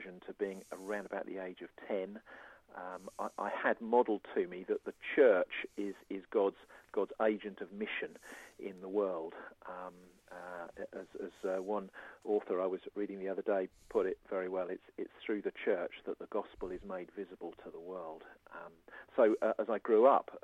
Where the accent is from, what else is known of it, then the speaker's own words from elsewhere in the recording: Surrey, South East England, United Kingdom; now in Isle of Wight, United Kingdom; I was brought up in Surrey.